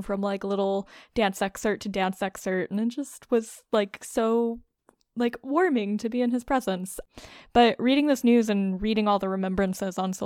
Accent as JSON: {"language": "English", "country": "United States", "said": "as an American"}